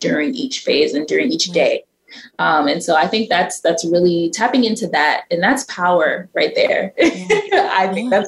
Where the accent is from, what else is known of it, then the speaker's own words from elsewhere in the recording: New York City, New York, United States; growing up in Brooklyn, I was so young and naive